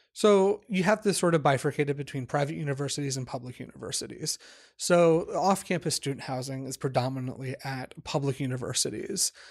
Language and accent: English; Washington, District of Columbia, United States; moved away as an adult; also born or lived in New York; I grew up in the Washington, D C area.